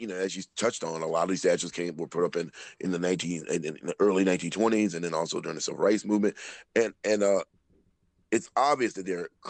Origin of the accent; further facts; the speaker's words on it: the South, United States; as a Southerner, as a Black Southerner